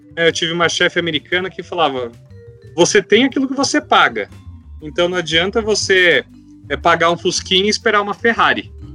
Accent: interior of São Paulo, Brazil; Eu sou do interior de São Paulo, né? muita fazenda, então a gente cresce acostumado com isso.

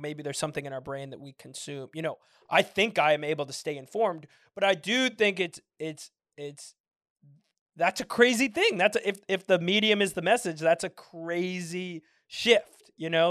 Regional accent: San Francisco, California, United States; moved away; also born or lived in Michigan; I'm from San Francisco

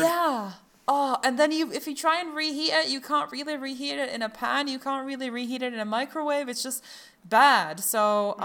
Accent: Croatia; I'm from Croatia

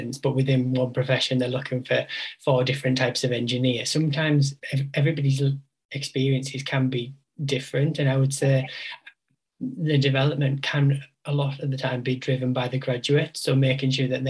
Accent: West Cumbria, North West England, United Kingdom; also born or lived in Newcastle; I grew up in West Cumbria and I moved to Newcastle and I was like, I'm never going to move back, and here I am.

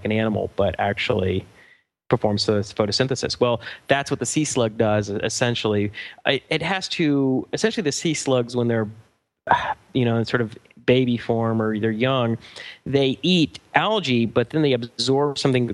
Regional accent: Atlanta, Georgia, United States; moved away as an adult; also born or lived in Chicago; now in Los Angeles, United States; we grew up together in Atlanta

